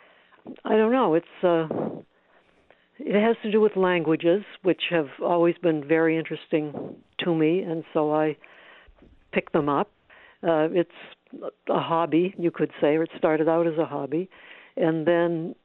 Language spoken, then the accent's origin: English; Maine, United States; I grew up in Maine